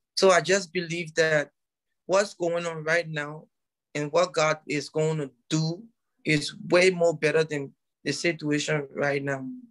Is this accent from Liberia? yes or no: yes; Liberia; I told him I was from Liberia